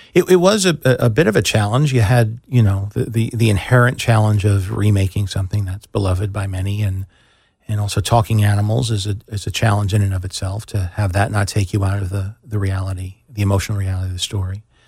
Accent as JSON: {"language": "English", "region": "New York", "country": "United States", "tie": "born or raised there", "also_born_or_lived": "Chicago", "moved": "as an adult", "said": "I grew up in New York, but I had moved to Chicago"}